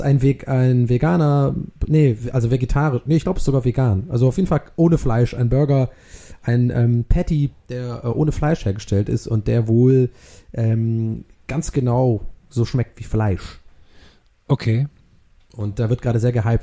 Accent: Swabia, Baden-Württemberg, Germany; bei uns in Schwabenland

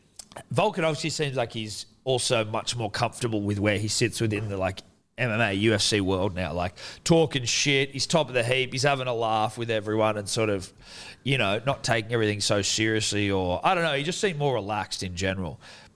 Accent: Australia; obviously we're biased Australian to Australian

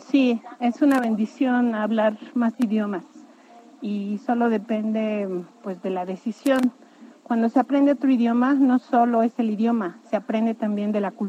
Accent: Orizaba, Veracruz, Mexico; En mi tierra, en Orizaba, llevamos a cabo una convención de poetas hace 12 años y llegaron poetas de ambos sexos de todo el país.

